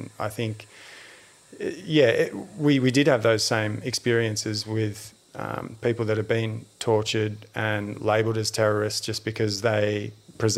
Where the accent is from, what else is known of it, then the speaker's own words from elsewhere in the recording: Australia; I was from Australia